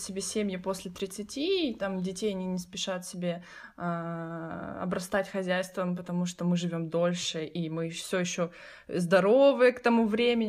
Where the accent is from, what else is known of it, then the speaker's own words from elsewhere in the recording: Kryvyi Rih, Dnipropetrovsk Oblast, Ukraine; Я лежала в больнице в городе Кривом Роге, откуда я родом